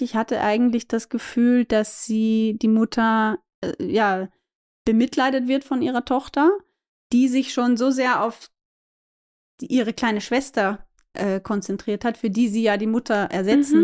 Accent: Austria; für mich als Österreicherin

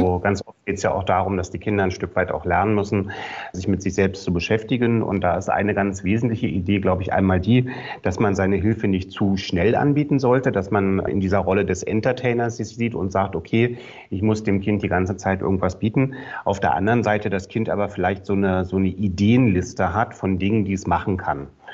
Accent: Berlin, Germany; ich komme ja aus Berlin

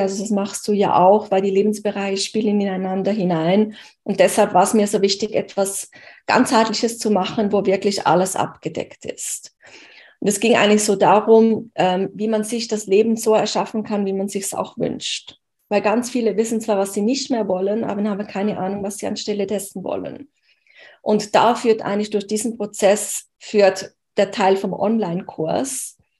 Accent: Switzerland; aus der Schweiz, wo ich her bin

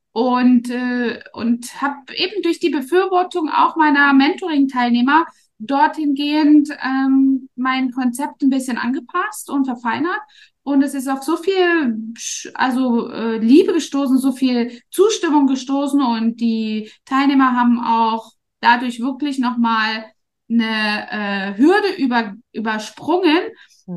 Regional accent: East Germany, Germany; moved away as an adult; now in Dubai, United Arab Emirates; ich bin ja in Ostdeutschland groß geworden

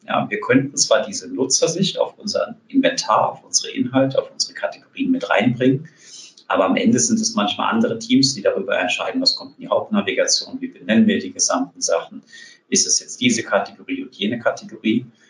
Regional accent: South Hesse, Germany; moved away as an adult; now in Berlin, Germany; Ich bin auch in Südhessen groß geworden, dort ganz, ganz lange gelebt.

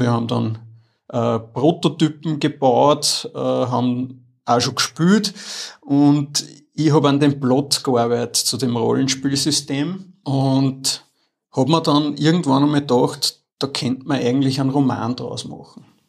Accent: Upper Austria, Austria; ich bin in Oberösterreich aufgewachsen, in Wörs

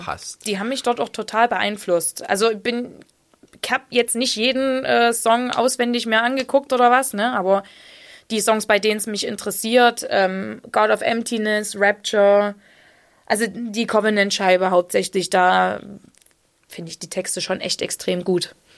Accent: Saxony, Germany; accent: Saxon; mein sächsischer Dialekt

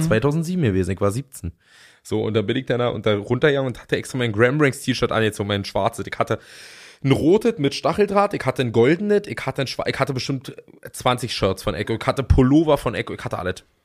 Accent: Fürstenwalde, Brandenburg, Germany; ich komme aus Fürstenwalde

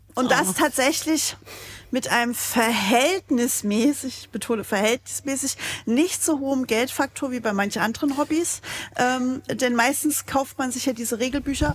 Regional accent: Saxony, Germany; accent: Saxon; da ich persönlich gebürtiger Sachse bin, leite ich sowas immer auf Sächsisch

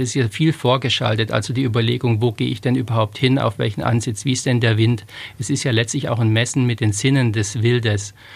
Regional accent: Stuttgart, Baden-Württemberg, Germany; moved away; also born or lived in Lower Franconia; ich bin in Stuttgart geboren und da hat's natürlich im Speckgürtel von Stuttgart hat's schon viel Wald

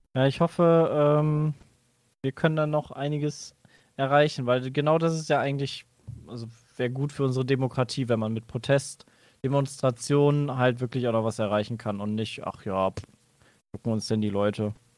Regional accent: Cologne, North Rhine-Westphalia, Germany; Ich als Rheinländer, ich kann sagen, ich habe quasi jedes Karneval mitgenommen, miterlebt.

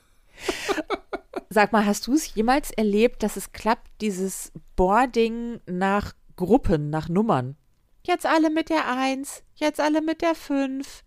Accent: Germany; ich als Deutsche

